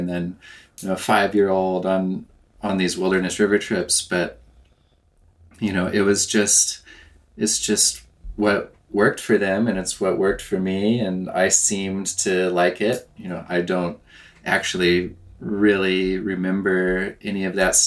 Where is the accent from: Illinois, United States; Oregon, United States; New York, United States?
Oregon, United States; southern; I grew up in southern Oregon, close to the Rogue